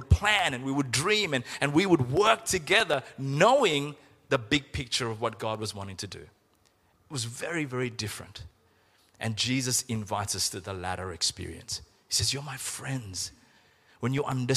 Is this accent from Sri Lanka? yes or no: yes; Sri Lanka; When we were growing up in Sri Lanka